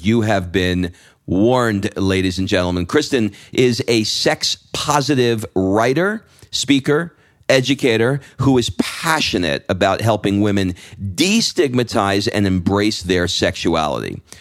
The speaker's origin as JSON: {"language": "English", "region": "New York", "country": "United States", "tie": "born or raised there", "moved": "yes", "lives_now": "Atlanta, United States", "said": "I grew up in New York and I go back"}